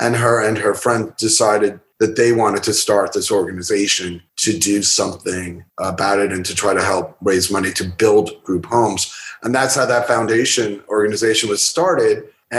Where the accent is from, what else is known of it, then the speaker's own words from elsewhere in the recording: East Coast, United States; After growing up on the East Coast, I wanted something different.